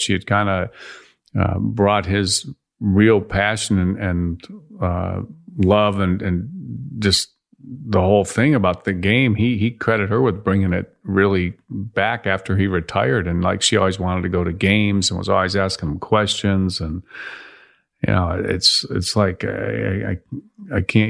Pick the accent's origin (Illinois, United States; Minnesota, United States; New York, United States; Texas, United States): Illinois, United States; Chicago; I grew up in Chicago